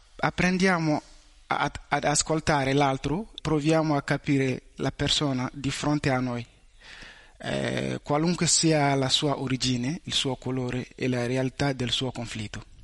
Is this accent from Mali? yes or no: yes; Mali; Italian is a second language; now in Italy; vengo dal Mali